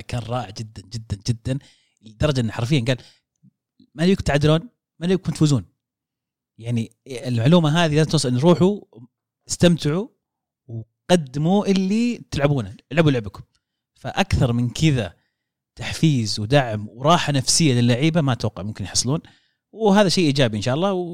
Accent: Saudi Arabia; عندنا في السعوديه

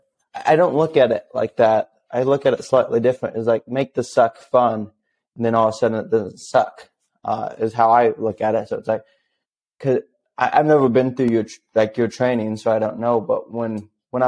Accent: Missouri, United States; moved away as an adult; also born or lived in Alaska; I'm originally from Missouri

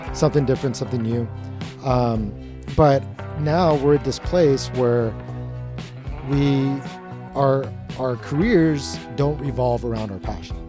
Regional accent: Long Beach, California, United States; I grew up in Long Beach

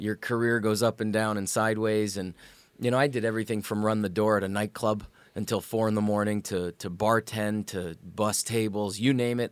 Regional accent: Sault Ste. Marie, Ontario, Canada; moved away as an adult; I grew up in probably what is Hockey Town, Canada

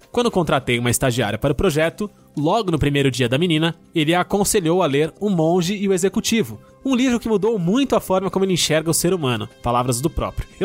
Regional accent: Minas Gerais, Brazil; Entendo que Minas Gerais, o estado em que eu nasci, sou mineiro, não é a vanguarda paulistana.

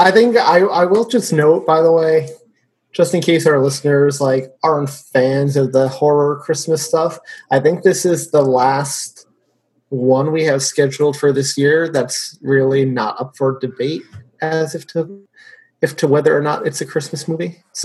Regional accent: United Kingdom; I can only put this down to being British, and it's just not a thing here. We don't get it shown here, or at least I never see it shown on any channels.

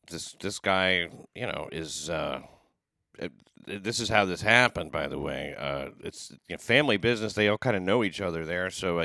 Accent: the South, United States; I'm coming from the South, you don't, you're not used to this shit.

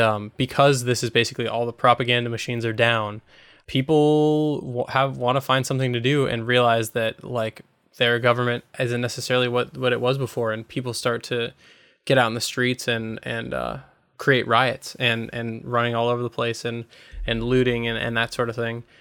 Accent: United States; as an American

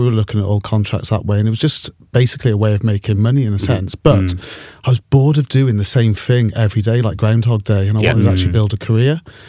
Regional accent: Wales, United Kingdom; Wanted me to go to Principality Building Society, which is fond of my heart, being a Welsh boy.

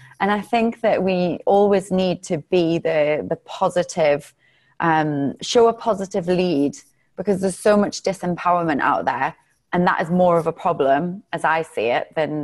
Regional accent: England, United Kingdom; also born or lived in Los Angeles; now in Cape Town, South Africa; being English

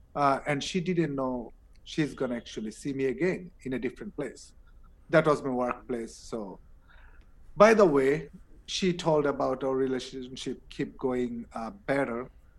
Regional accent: Bangladesh; English is a second language; also born or lived in United States

